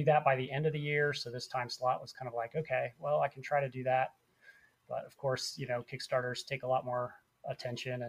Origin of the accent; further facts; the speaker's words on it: near Lafayette, Indiana, United States; I grew up up by Lafayette, up just north of Indianapolis, about an hour north of there